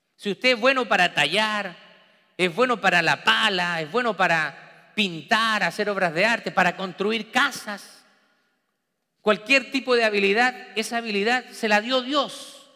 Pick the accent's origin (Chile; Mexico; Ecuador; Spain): Chile; moved away; trabajando en mi país natal, en Chile, diferentes trabajos.